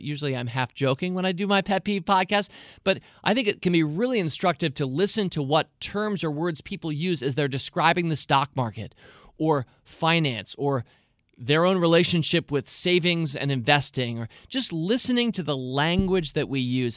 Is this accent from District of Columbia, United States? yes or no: yes; Washington, District of Columbia, United States; I was born in Washington and live in Washington, D C today